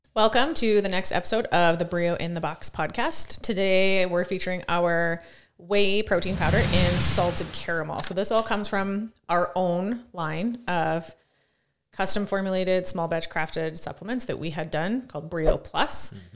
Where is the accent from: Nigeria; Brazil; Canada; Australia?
Canada; Saskatoon, Saskatchewan; I grew up about two hundred meters from where we are right now.